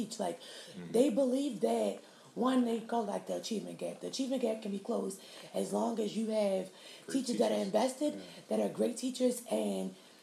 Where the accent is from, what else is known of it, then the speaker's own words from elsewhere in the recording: Baltimore, Maryland, United States; growing up in Baltimore City